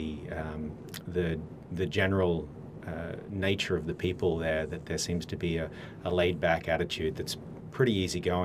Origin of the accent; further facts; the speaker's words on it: around Brisbane, Gold Coast, Southeast Queensland, Australia; moved away as an adult; now in United States; I've been in the States for about 13, 14 years now, but I'm from Australia originally.